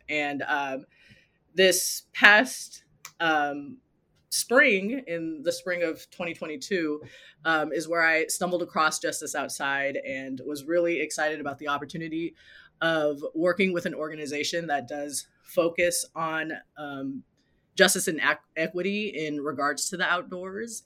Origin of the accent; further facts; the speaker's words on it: Los Angeles, California, United States; also born or lived in South Pasadena, California; I grew up in Los Angeles and currently live in South Pasadena, California